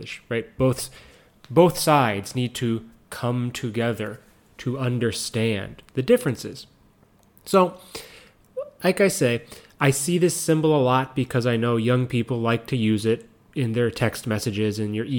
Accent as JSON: {"language": "English", "country": "United States", "moved": "yes", "lives_now": "Japan", "said": "as an American"}